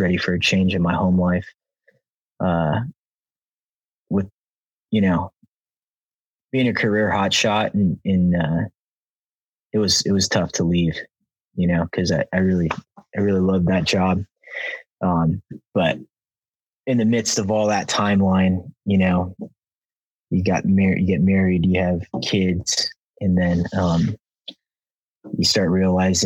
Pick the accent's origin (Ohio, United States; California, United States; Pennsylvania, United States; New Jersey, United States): California, United States; Los Angeles; I'm born and raised in Southern California, San Fernando Valley, West Hills, California